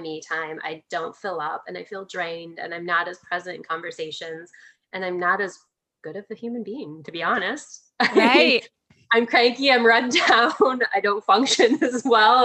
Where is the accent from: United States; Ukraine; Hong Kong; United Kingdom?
United States; Midwest; I grew up in the Midwest